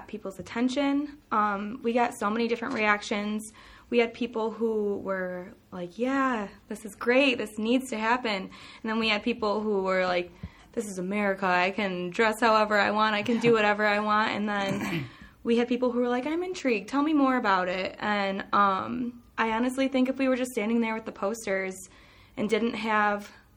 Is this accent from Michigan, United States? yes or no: yes; Detroit, Michigan, United States; moved away as an adult; now in Mount Pleasant, United States; I am from Detroit. So we have every, demographic there.